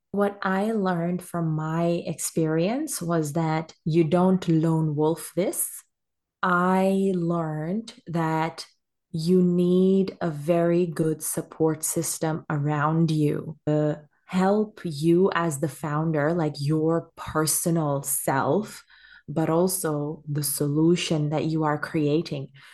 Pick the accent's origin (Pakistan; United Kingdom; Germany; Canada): Pakistan; moved away as an adult; now in Australia; I am a Pakistani woman and I came to Australia almost ten years ago now for university.